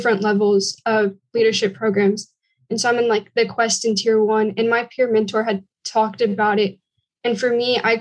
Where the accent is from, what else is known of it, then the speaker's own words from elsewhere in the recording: Texas, United States; I'm from Texas and we have a really big 4-H program in Texas